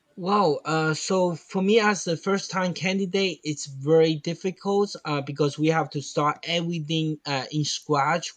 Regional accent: Fujian, China; English is a second language; moved away; in my hometown, Fujian.

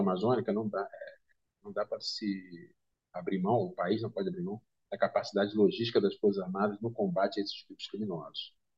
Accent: Rio de Janeiro, Brazil; que eu sou carioca, e eu acompanhei desde criança

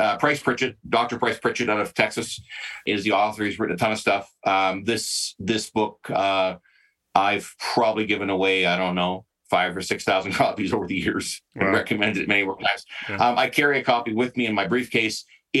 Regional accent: Western Canada, Canada; I'm, you know, I'm born and raised in Western Canada, so I'll say country music.

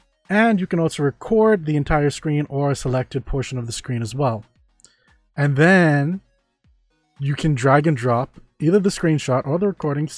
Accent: Germany; I'm from Germany. Welcome. We're currently in the Bahamas

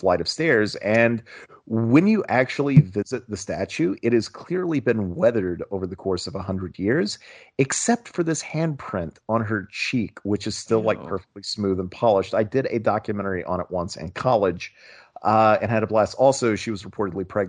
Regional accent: Southern Ohio, United States; I am from Southern Ohio. I'm a stone's throw away from this town called Ironton

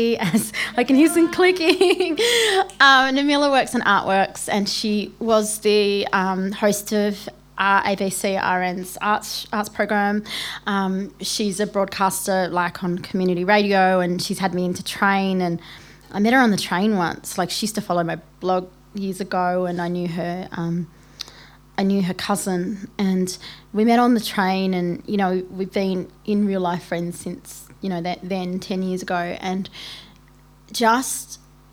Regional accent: Melbourne, Victoria, Australia; I'm from Melbourne

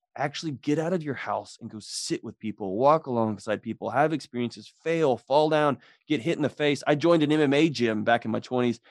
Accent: Texas, United States; I grew up in Texas

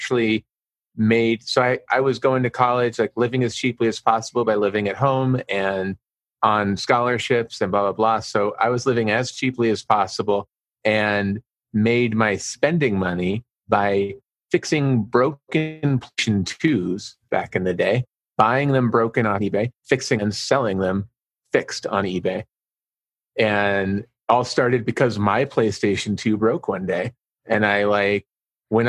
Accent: Albuquerque, New Mexico, United States; I'm from Albuquerque, New Mexico

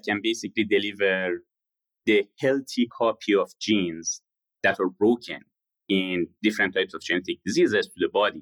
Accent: Shiraz, Fars, Iran; moved away; I was born in Shiraz in Iran to a middle-class family.

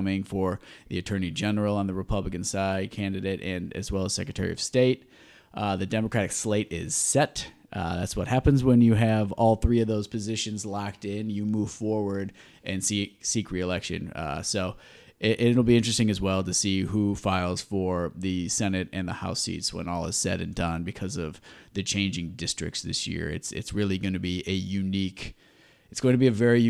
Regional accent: Southeast Michigan, United States; I grew up in Southeast Michigan.

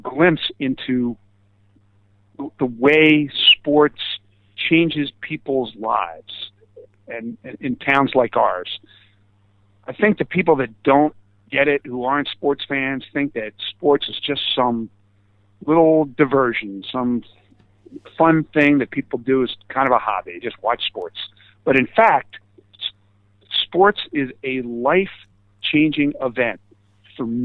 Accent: Philadelphia, Pennsylvania, United States; I'm a Philadelphian

